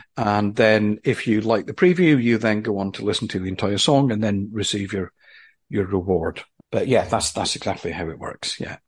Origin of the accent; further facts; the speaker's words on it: Aberdeen, Scotland, United Kingdom; now in London, United Kingdom; I'm from Aberdeen in Scotland